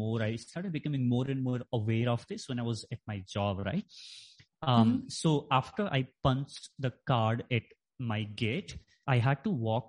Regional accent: Nepal; moved away; I grew up in Nepal, so my school was there.

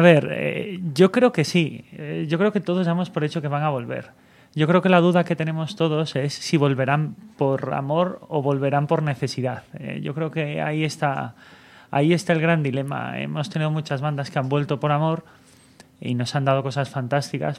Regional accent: Galicia, Spain; now in Barcelona, Spain; yo también soy gallego

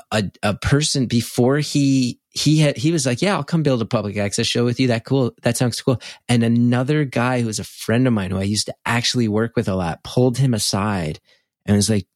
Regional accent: West Orange, New Jersey, United States; That was in my hometown of West Orange.

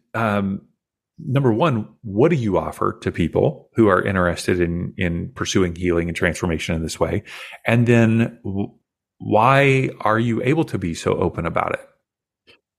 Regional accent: Kentucky, United States; I grew up in Kentucky

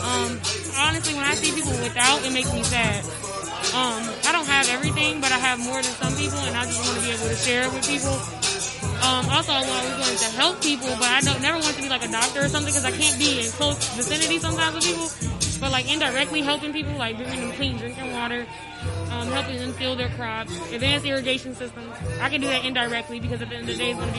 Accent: Chicago, Illinois, United States; moved away as an adult; now in Arizona, United States; I'm originally from Chicago. I live on the West Coast in Arizona

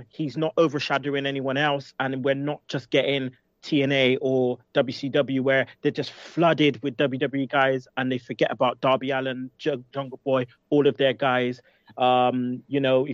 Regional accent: United Kingdom; we're British

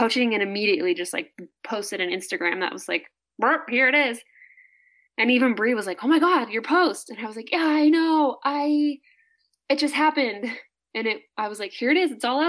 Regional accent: Midwest, United States; And I think I was just insecure and sort of hiding behind like how I felt growing up in the Midwest

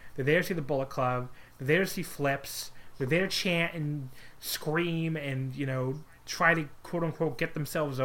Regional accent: United States; an American

